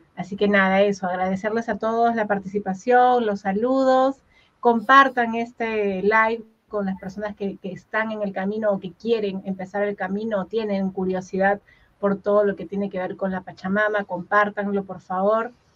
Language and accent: Spanish; Huaral, Lima, Peru; en Guaral, que es donde yo nací